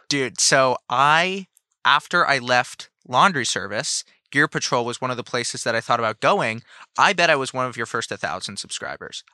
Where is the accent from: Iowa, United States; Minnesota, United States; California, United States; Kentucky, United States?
California, United States; San Francisco; I grew up in San Francisco